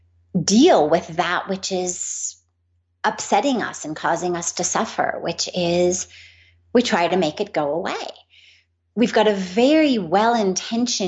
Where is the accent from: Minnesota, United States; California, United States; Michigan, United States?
California, United States; Los Angeles; I grew up in Los Angeles